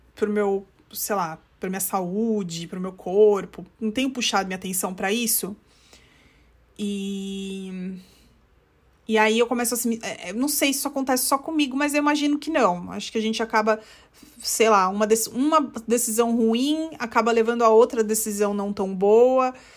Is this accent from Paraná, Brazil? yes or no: no; São Paulo, Brazil; moved away as an adult; also born or lived in central United States; now in United States; cresceu no estado na costa, que nem eu, que sou de São Paulo